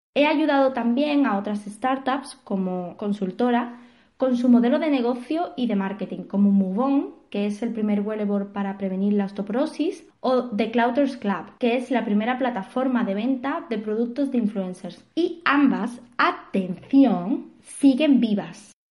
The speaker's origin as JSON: {"language": "Spanish", "town": "Seville", "region": "Andalusia", "country": "Spain", "moved": "as an adult", "lives_now": "Barcelona, Spain", "said": "Soy de Sevilla, aunque llevo casi dos años en Barcelona"}